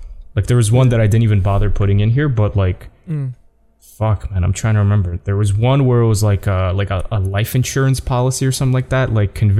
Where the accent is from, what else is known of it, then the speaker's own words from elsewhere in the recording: Canada; I'm from Canada. I'm sorry. I didn't know.